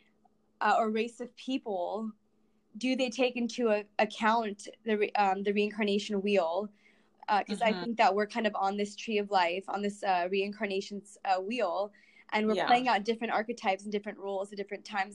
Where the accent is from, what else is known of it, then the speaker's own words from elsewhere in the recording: Los Angeles, California, United States; I grew up in the Los Angeles Valley